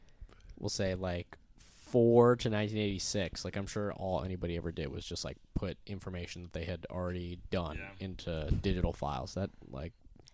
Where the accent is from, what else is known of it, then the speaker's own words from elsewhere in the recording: Montgomery County, Maryland, United States; I grew up in Montgomery County